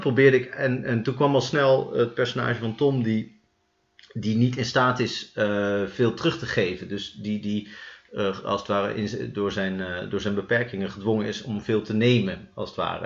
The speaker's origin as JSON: {"language": "Dutch", "region": "Utrecht", "country": "Netherlands", "said": "Wij komen allebei uit Utrecht."}